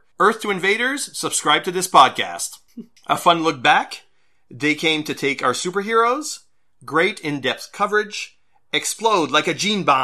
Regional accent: Canada; since we're Canadian

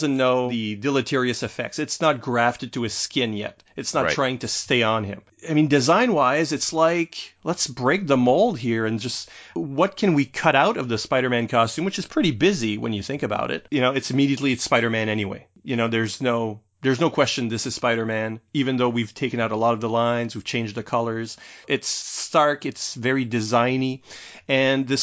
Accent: New Brunswick, Canada; none of them came from my region

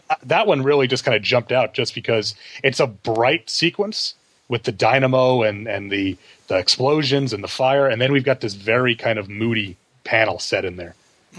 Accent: New York, United States; I'm from New York, and so I know this stuff

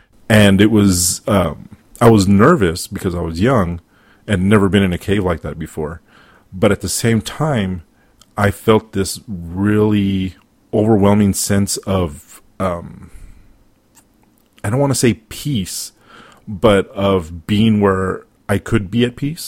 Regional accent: El Paso, Texas, United States; I was raised in El Paso, which is only a few hours away from there.

